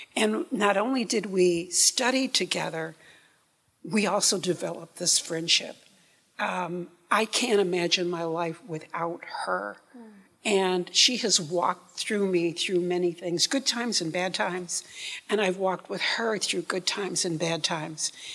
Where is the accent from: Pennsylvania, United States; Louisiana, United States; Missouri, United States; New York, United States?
New York, United States; upstate; now in Memphis, United States; I'm from upstate New York